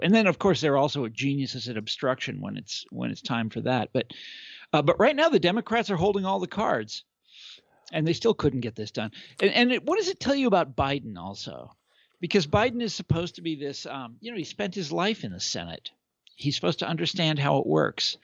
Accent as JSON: {"language": "English", "region": "Kansas", "country": "United States", "said": "I'm from Kansas"}